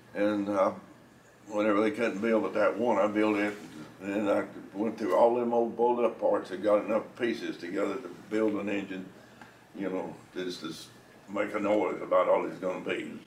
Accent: Mitchell County, North Carolina, United States; Mountains of North Carolina, Mitchell County.

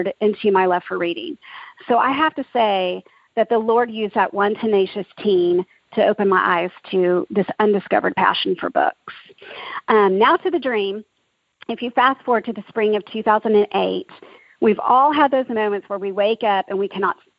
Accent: Dallas, Texas, United States; also born or lived in Oklahoma; I grew up in Dallas, Texas, and was blessed to be in a Christian home

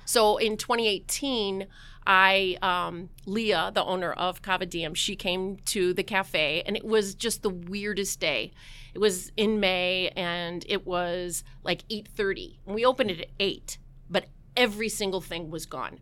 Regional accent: Southern Missouri, United States; I grew up in Missouri and Southern Missouri

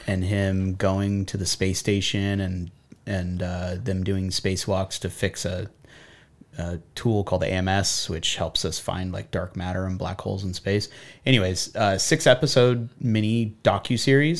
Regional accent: Buena Park, California, United States; I grew up in Buena Park

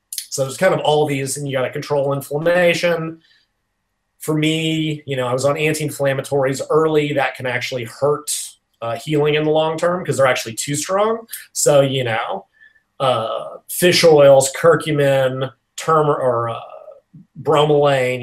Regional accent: Nashville, Tennessee, United States; in Nashville, which is my hometown.

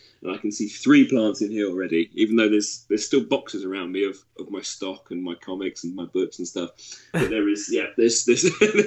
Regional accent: Cambridge, East of England, United Kingdom; also born or lived in St Neots / Leeds; I grew up in Cambridge, which is now very near where I live now as well

